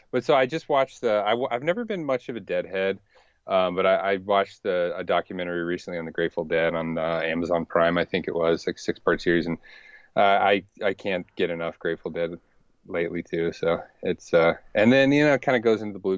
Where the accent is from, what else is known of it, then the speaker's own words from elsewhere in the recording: Richmond, Virginia, United States; I grew up in Richmond, uh, Virginia.